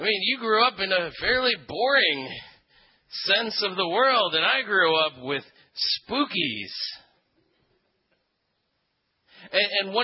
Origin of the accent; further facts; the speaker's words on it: Philippines; moved away; I grew up in the Philippines, and one of the things about growing up in the Philippines is that you grow up with a sense of the supernatural that you don't really have in Western culture here